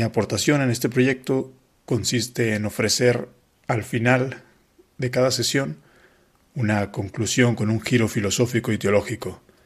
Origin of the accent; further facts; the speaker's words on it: Guadalajara, Jalisco, Mexico; moved away as an adult; now in Madrid, Spain; fui ordenado sacerdote el 11 de septiembre en Guadalajara, México, de donde soy originario